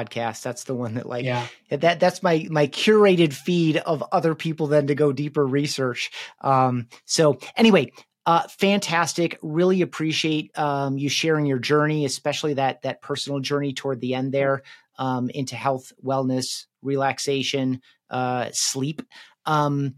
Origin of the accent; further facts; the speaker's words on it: West Michigan, United States; now in Colorado, United States; I grew up in West Michigan